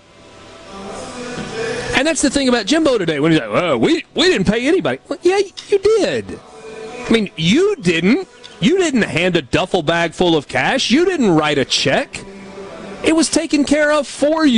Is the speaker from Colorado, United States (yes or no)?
no; Georgia, United States; When I was a kid growing up in Georgia